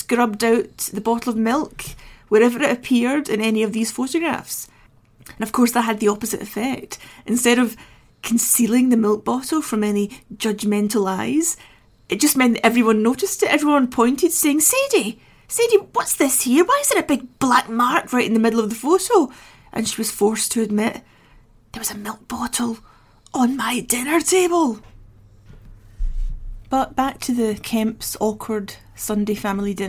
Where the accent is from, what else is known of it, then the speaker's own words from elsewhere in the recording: Scotland, United Kingdom; I was raised in Scotland